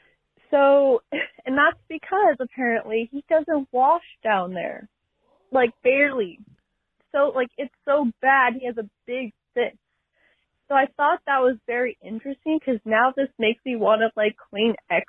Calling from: Washington, United States; I'm from Washington.

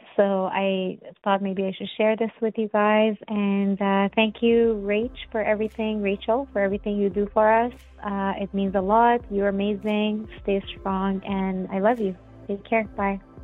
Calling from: Toronto, Ontario, Canada; I'm calling from Toronto, Canada.

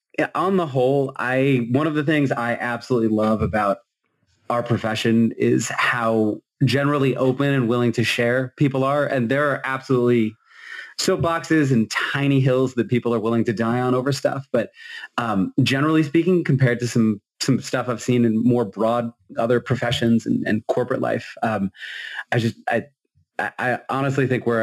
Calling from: Massachusetts, United States; I'm coming in from Massachusetts, since that's apparently what we're doing.

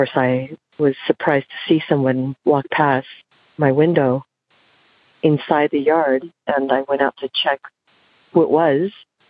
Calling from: Santa Barbara, California, United States; I'm calling from Santa Barbara, California.

